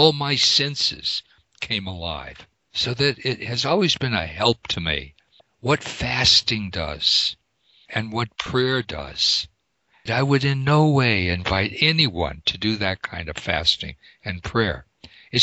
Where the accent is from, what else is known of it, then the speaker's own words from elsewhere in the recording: Pennsylvania, United States; also born or lived in Sechura Desert, Peru; I'm from Pennsylvania